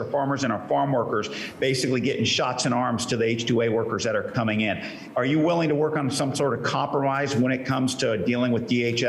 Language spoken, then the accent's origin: English; Central Coast of California, United States; I hail from the Central Coast of California, out there in the Salinas, Pajaro, and San Juan Valleys.